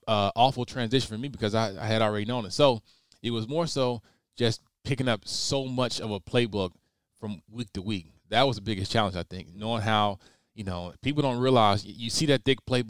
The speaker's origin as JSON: {"language": "English", "region": "Alabama", "country": "United States", "tie": "born or raised there", "moved": "as an adult", "lives_now": "Seattle, United States", "said": "I'm, born and raised in Alabama, went to college in Alabama, and my first time leaving the state was to come way to Seattle, Washington."}